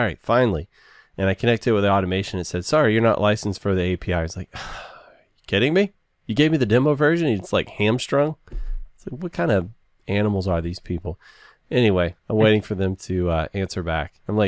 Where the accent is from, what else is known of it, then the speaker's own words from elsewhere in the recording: the South, United States; I'm from the South.